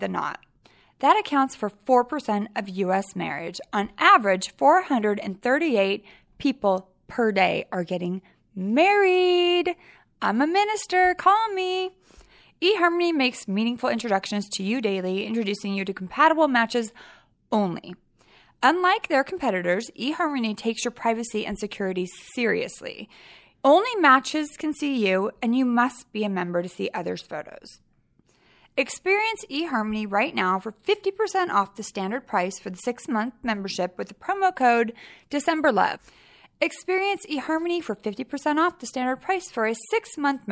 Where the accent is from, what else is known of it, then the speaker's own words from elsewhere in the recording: Sacramento, California, United States; also born or lived in San Francisco; I grew up in Sacramento, but then I lived in San Francisco for a really long time